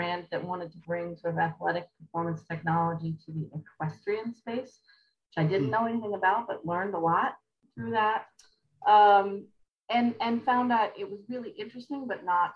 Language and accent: English; Massachusetts, United States; also born or lived in Morocco; I had the opportunity to do a PhD at my home state University of Massachusetts at Amherst